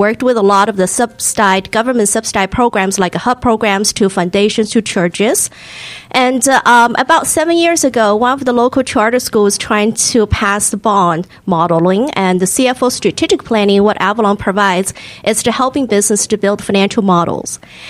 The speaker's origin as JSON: {"language": "English", "country": "Hong Kong", "tie": "born or raised there", "also_born_or_lived": "China", "moved": "yes", "lives_now": "United States", "said": "And I'm also, I'm a first generation immigrant. So I was born in China, raised in Hong Kong."}